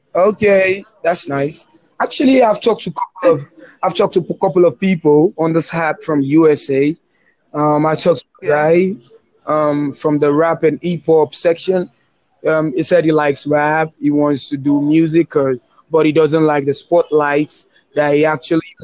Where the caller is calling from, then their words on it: Lagos, Nigeria; I'm calling you from Nigeria, Lagos